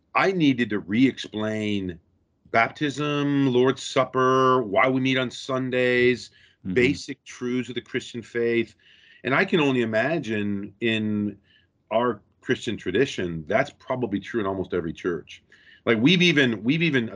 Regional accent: Rockford, Illinois, United States; moved away as an adult; also born or lived in St Andrews, Scotland; I was born and raised in Rockford, Illinois

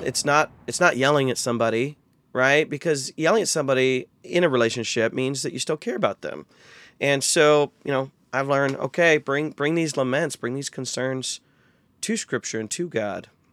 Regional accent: North Central Ohio, United States; I actually was born and raised in North Central Ohio

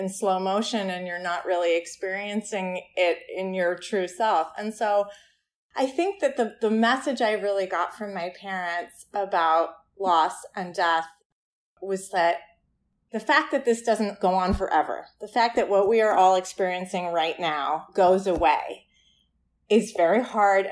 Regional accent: Ithaca, New York, United States; in Ithaca, in our hometown, in my hometown

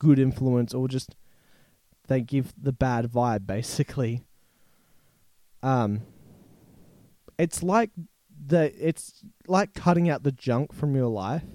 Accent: Australia; being an Australian

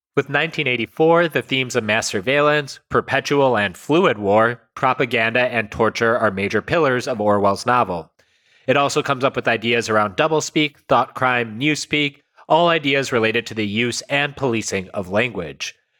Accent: United States; my parents came in the 60s, but like when I was born, like the emphasis on us was you must learn English because that's how you're going to succeed in America

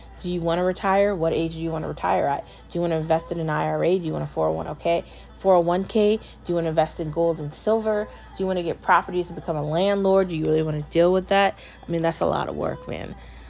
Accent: United States; I was treated like I was a foreigner in a country where I'm an American

